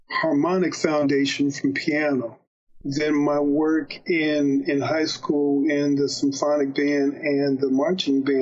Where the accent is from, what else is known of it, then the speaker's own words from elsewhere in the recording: Dayton, Ohio, United States; also born or lived in Cleveland; All happening in Dayton, Ohio. I was born in Cleveland, but my mom, um, she obtained a job at the Veterans Administration as a radioisotope chemist.